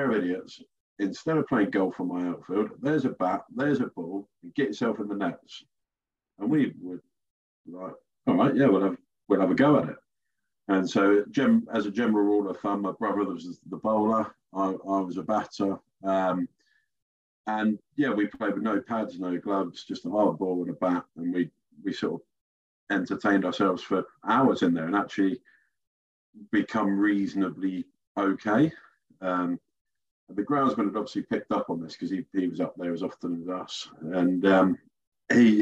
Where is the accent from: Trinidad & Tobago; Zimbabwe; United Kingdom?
United Kingdom; Reed; I grew up in Reed with my younger brother